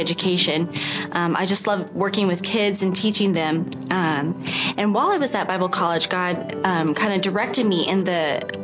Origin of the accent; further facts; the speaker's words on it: New Mexico, United States; now in Dallas, United States; I'm originally from New Mexico, but we got smart, moved to Dallas, Texas, so I'm a Texan.